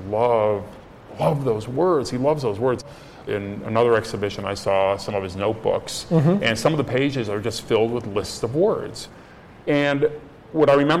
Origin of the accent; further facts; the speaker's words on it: Cleveland, Ohio, United States; When I was growing up in Cleveland, Ohio